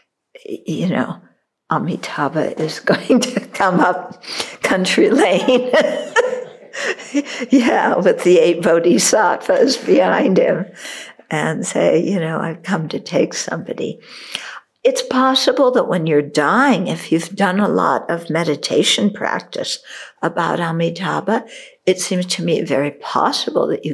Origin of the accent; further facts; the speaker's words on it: California, United States; moved away; also born or lived in Chicago, Illinois; I'm a California girl. I wasn't born in New Jersey. Well, I was born in Chicago